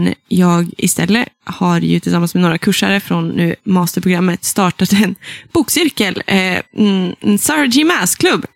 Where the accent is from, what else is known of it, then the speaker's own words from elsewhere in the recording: Sollefteå, Västernorrland County, Sweden; accent: Norrland dialect; jag är från Ångermanland. Jag är mm. också från då Sollefteå som är hjärtat i Ådalen